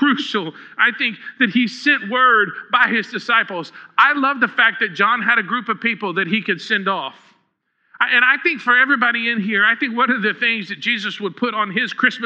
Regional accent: Huntsville, Texas, United States; I grew up in Huntsville

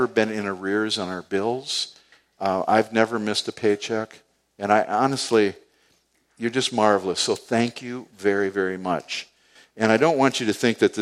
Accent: United States; I'm just a guy from the east side. I grew up right up on Payne Avenue here

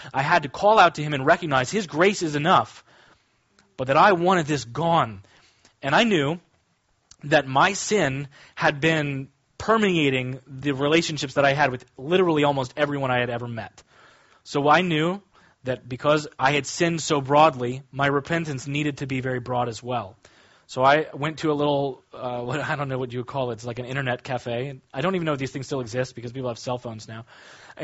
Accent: Kansas, United States; When I was growing up, I grew up in Kansas

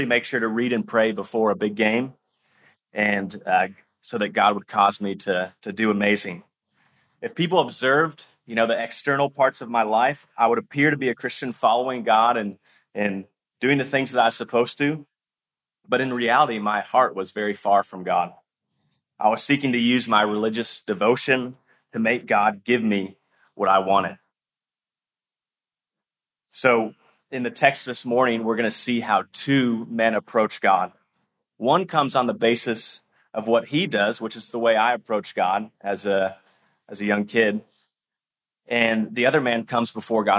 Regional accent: Kentucky, United States; I grew up in Kentucky, and Kentucky's known for being a basketball state

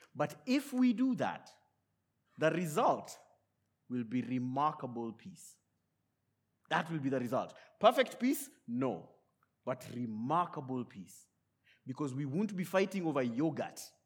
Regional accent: Kenya; born and raised in Kenya

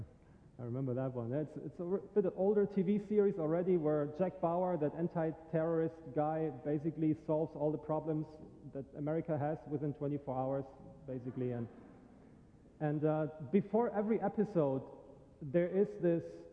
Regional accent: Germany; now in St. Augustine, United States; I am originally from Germany

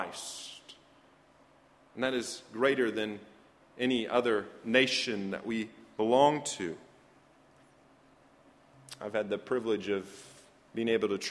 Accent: United States

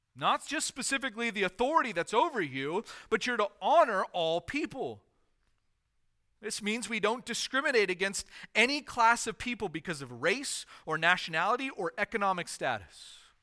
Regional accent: United States; as American citizens

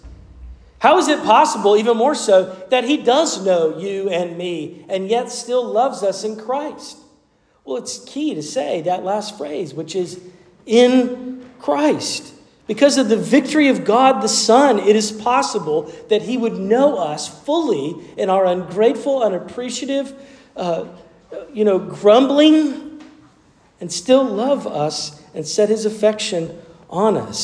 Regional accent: Asheville, North Carolina, United States; my home state and even in my hometown of Asheville

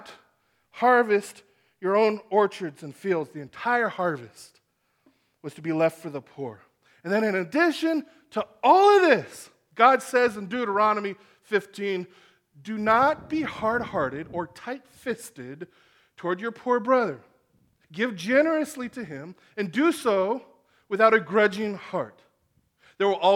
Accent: Chula Vista, California, United States; I grew up in Chula Vista, West Chula Vista. That's my hometown

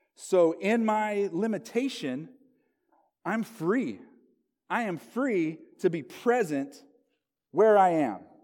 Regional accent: Locust Grove, Oklahoma, United States; moved away as an adult; also born or lived in Southern California; now in Gresham, United States; my hometown, Locust Grove, Oklahoma

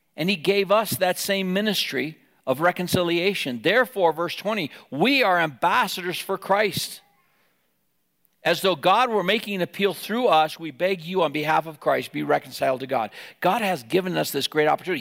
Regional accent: Wyoming, United States; moved away; in Wyoming, we lived there

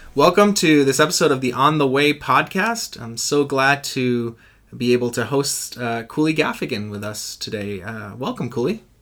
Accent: Puerto Rico; I'm from Puerto Rico and in our culture uh, uh, at least when I was growing up, mental health was not something you talked about

